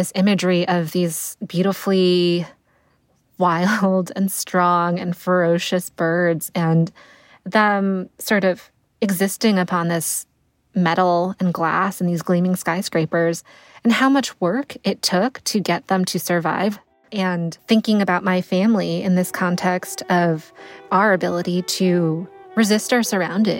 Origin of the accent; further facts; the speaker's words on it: Connecticut, United States; I grew up in Connecticut